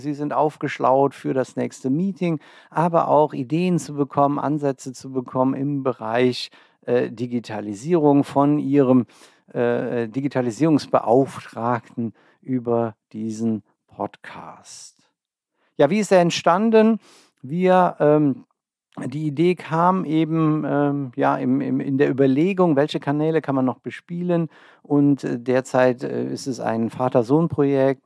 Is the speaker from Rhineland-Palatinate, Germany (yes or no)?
yes; Olsheim, Rhineland-Palatinate, Germany; moved away as an adult; also born or lived in Trier / Bonn; now in Ober-Olm, Germany; Ich komme ursprünglich aus der Eifel, einem kleinen Ort namens Olsheim